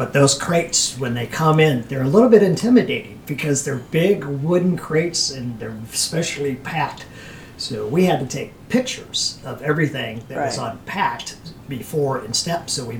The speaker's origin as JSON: {"language": "English", "town": "St. Louis", "region": "Missouri", "country": "United States", "tie": "born or raised there", "moved": "yes", "said": "my hometown in St. Louis"}